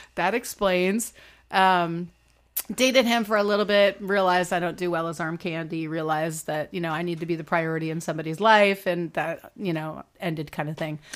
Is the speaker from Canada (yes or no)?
yes; Canada; moved away as an adult; also born or lived in Toronto / New York; being Canadian